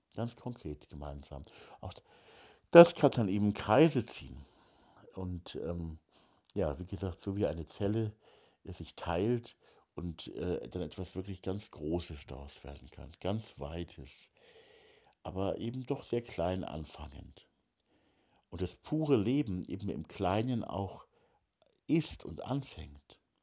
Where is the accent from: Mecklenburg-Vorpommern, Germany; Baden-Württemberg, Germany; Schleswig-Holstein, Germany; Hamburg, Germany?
Hamburg, Germany; now in Bavarian Forest, Germany; ich komme ja aus Hamburg